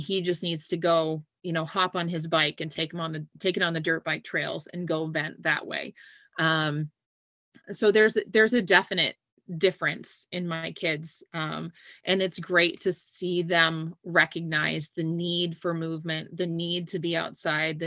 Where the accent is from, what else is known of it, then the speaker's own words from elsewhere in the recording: New England, United States; I grew up in New England